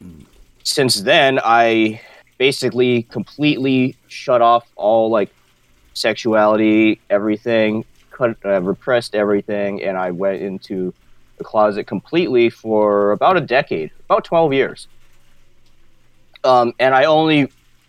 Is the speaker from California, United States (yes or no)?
no; Wailuku, Hawaii, United States; I'm from, born and raised in Maui, Hawaii. Currently live here, Wailuku.